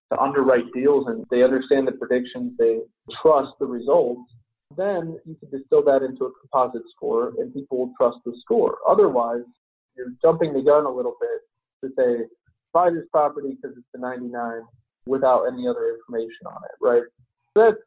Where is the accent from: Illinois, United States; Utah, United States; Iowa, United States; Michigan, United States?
Illinois, United States; Chicago; my hometown of Chicago